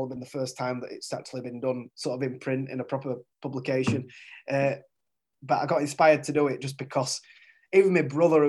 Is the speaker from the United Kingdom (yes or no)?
yes; Featherstone, Yorkshire and the Humber, United Kingdom; I'm from Featherstone originally